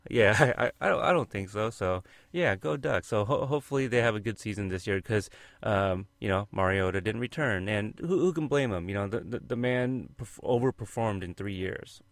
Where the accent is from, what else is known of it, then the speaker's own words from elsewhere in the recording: Oregon, United States; I'm from Oregon